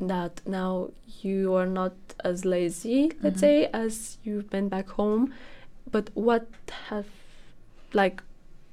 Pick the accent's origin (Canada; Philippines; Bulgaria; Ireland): Bulgaria; now in Netherlands; I'm from Bulgaria